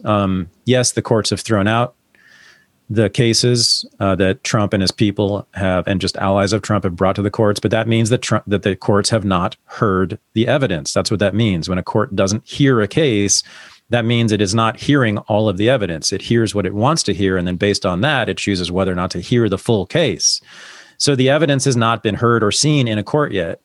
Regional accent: San Francisco Bay Area, California, United States; I grew up here

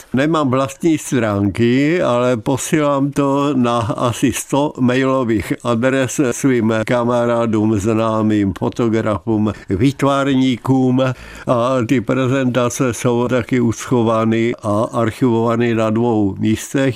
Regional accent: Ostrava, Moravian-Silesian Region, Czechia; ve Svínově jsem bydlel od svého narození. Narodil jsem se ve Bítkovicích, ale po týdnu jsem byl svínovák a v té Ostravě žiju celý život.

